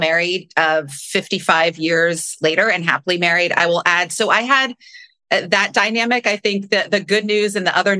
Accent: Cincinnati, Ohio, United States; I grew up in Cincinnati, Ohio. So smack dab in the Midwest

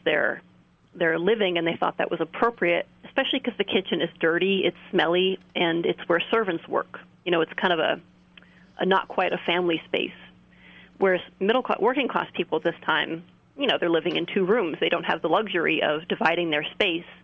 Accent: California, United States; I'm from California myself

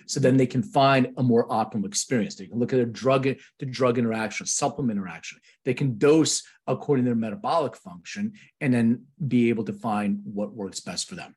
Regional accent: Philadelphia, Pennsylvania, United States; now in Los Angeles, United States; I'm from Philadelphia

